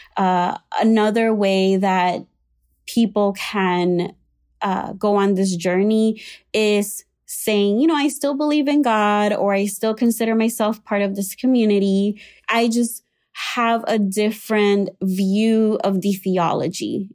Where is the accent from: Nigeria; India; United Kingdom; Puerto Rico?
Puerto Rico; moved away as an adult; now in Chicago, United States; I was raised in Puerto Rico in an evangelical slash Pentecostal uh, church.